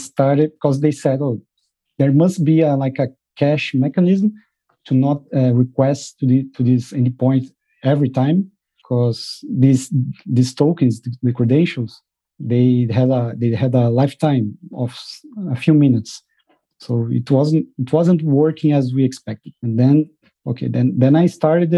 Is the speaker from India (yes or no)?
no; Brazil; moved away as an adult; now in Netherlands; I'm from Brazil, but I moved to the Netherlands last year with my family